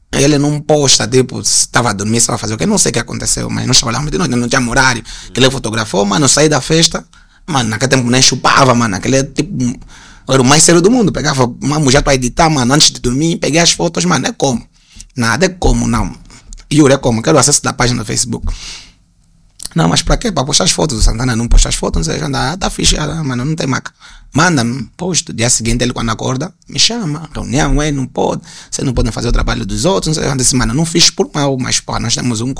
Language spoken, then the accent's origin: Portuguese; Angola; como nós angolanos todos nos conhecíamos, identificávamos todo mundo